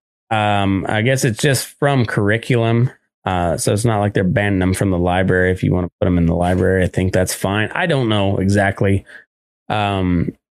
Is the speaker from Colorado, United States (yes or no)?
yes; Colorado, United States; from my home state of Colorado